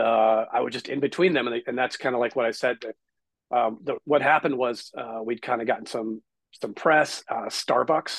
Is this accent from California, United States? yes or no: yes; Southern California, United States; I grew up here in Southern California